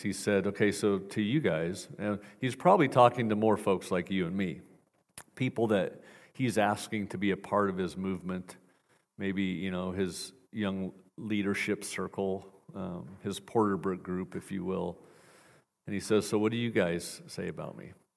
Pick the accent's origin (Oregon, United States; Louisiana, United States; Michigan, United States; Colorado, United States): Oregon, United States; Portland; moved away; I'm from Portland, Oregon originally